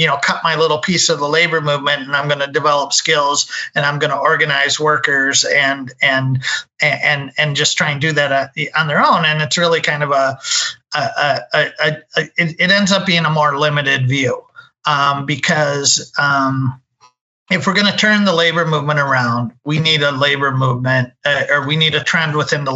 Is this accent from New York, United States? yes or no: no; Minnesota, United States; I'm from Minnesota, so that's kind of where I got my start